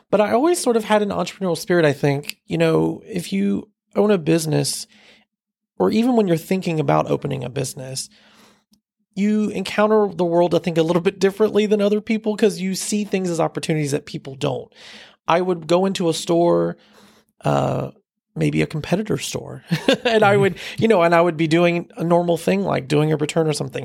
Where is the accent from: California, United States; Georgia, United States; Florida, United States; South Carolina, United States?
South Carolina, United States; Fort Mill; I grew up in the Fort Mill area, so I'm a local